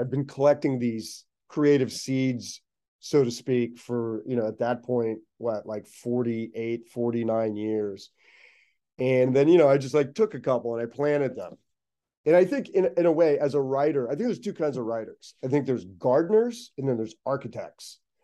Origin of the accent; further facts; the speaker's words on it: Pittsburgh, Pennsylvania, United States; now in Los Angeles, United States; I'm from Pittsburgh